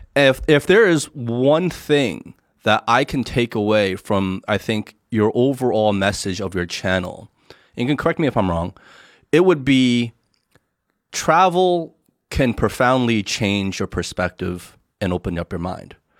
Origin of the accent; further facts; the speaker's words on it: United States; now in China; growing up in the United States